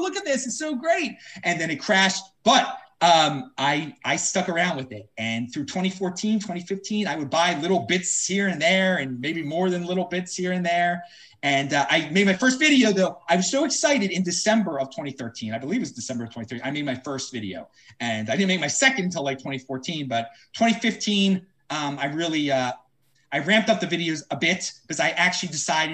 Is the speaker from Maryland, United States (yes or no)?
yes; Baltimore, Maryland, United States; I was born and raised in Baltimore